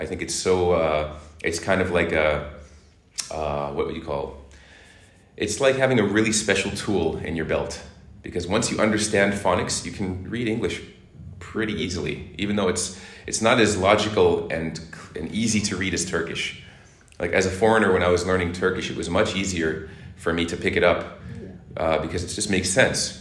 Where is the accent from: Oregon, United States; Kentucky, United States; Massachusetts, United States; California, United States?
Massachusetts, United States; Boston; moved away as an adult; also born or lived in Hong Kong; now in Turkey; Boston is my hometown, and I've been in Turkey since 2016.